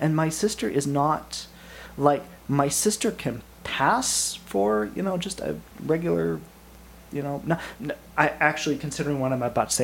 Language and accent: English; Camas, Washington, United States; I grew up in the Camas Washougal area, downtown Camas, downtown Washougal. That's my home stomping grounds